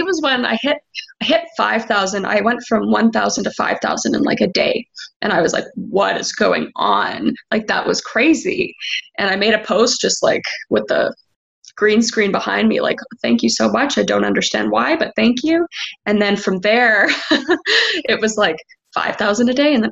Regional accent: Canada; I'm from Canada

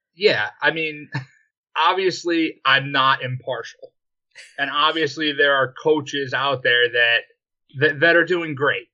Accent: Western New York, United States; I'm from Western New York.

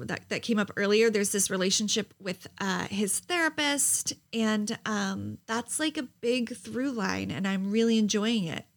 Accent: New Jersey, United States; I'm from New Jersey

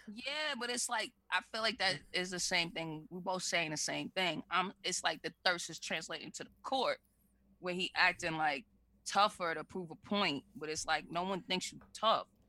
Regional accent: Boston, Massachusetts, United States; an area in Boston where I spent a good part of my life, Roxbury

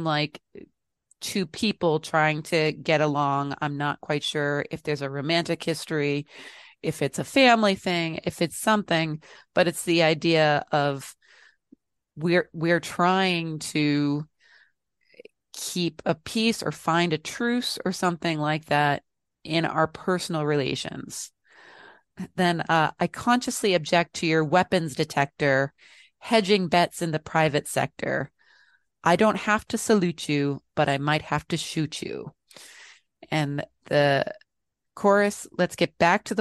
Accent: United States; being an American

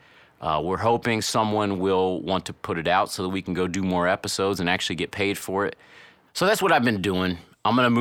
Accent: Cincinnati, Ohio, United States; my hometown, Cincinnati, Ohio

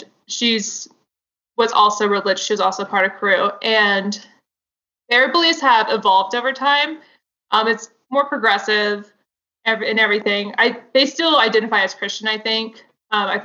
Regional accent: the South, United States; I grew up in the South.

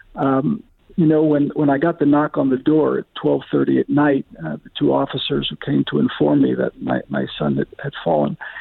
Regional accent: Scranton, Pennsylvania, United States; now in Israel; I was born and bred in Scranton, Pennsylvania. I come from President Biden's hometown

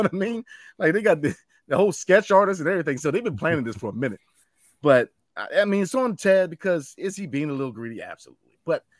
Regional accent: Leesburg, Virginia, United States; But I grew up in Loudoun County, Leesburg, Virginia. Shout out to El Town.

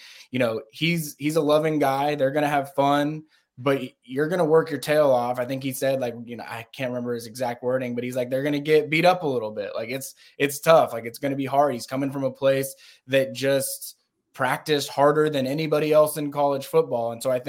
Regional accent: Atlanta, Georgia, United States; my dad was a professor at Georgia State, so I grew up on Georgia State University.

